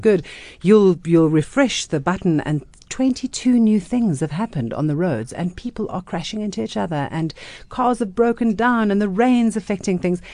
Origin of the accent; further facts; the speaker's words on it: South Africa; growing up, you weren't that proud of being South African